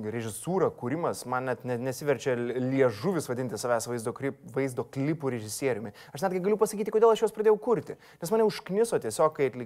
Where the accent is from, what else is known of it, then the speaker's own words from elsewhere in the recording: Vilnius, Vilnius County, Lithuania; aš užaugau Fabioniškėse ir po mano langais buvo krepšinio aikštelė.